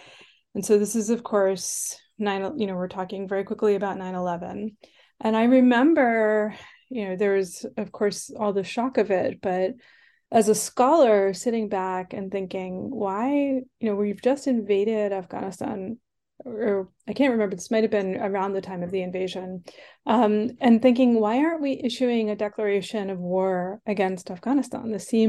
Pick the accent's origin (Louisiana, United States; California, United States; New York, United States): New York, United States; accent: Long Island; So I was born and grew up on Long Island in New York. I actually used to have a Long Island accent, believe it or not, but I changed myself out of it